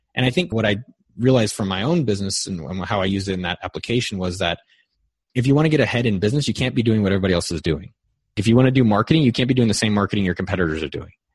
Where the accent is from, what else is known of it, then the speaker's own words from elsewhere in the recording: Bay Area, California, United States; I grew up in the Bay Area where it's always been really expensive and interesting